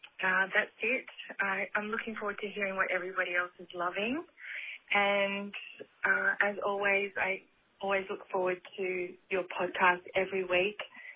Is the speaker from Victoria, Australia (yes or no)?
no; Sydney, New South Wales, Australia; I'm from Sydney, Australia.